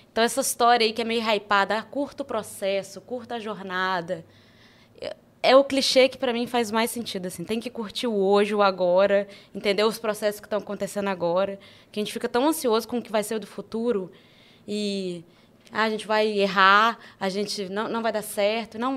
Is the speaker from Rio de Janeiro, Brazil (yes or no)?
no; Juiz de Fora, Minas Gerais, Brazil; É, sou de Juiz de Fora. É, sou do, do, da Zona da Mata Mineira. E a gente não se considera tão mineiro assim. Por incrível que pareça, eu fui descobrir que eu tenho muito sotaque morando aqui.